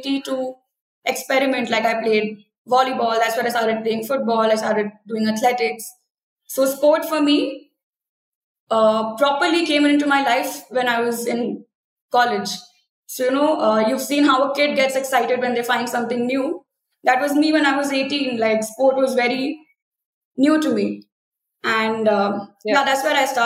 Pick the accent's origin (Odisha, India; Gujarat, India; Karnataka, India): Odisha, India; Rourkela; moved away as an adult; also born or lived in Pune; I come from Rourkela in Odisha